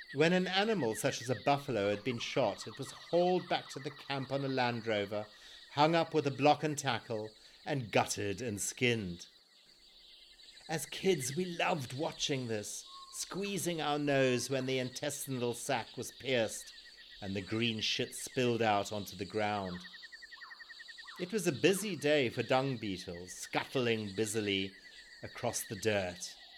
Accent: Zimbabwe; born or raised there

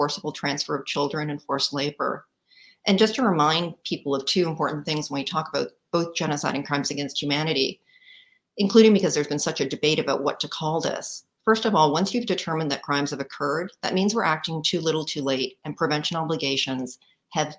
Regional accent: Canada; now in United States; as a Canadian working in the US

